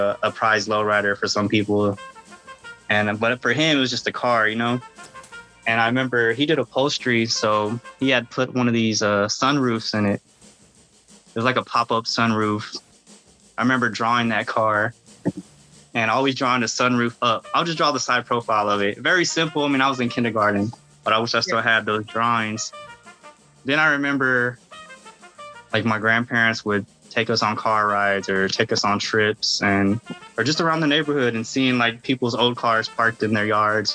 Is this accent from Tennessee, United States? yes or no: no; Texas, United States; I'm from Texas